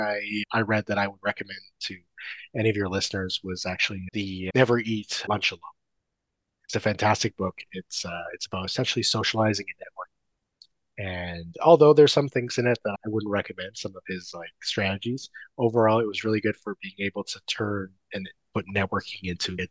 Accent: Canada; I am Canadian STR guy

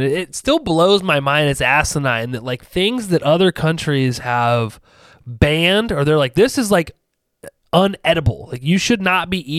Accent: Ohio, United States; I'm from Ohio

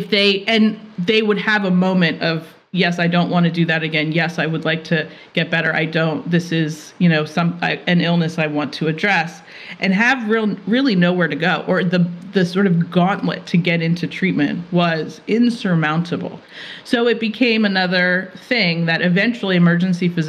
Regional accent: Philadelphia, Pennsylvania, United States; I'm from Philadelphia

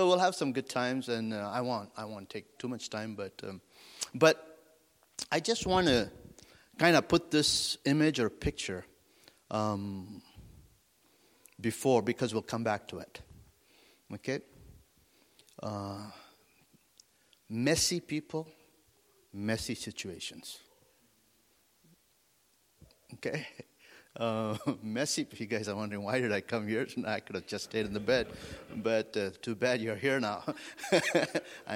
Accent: India; also born or lived in Wyoming, United States / Africa; now in France; I grew up in India and came to the United States

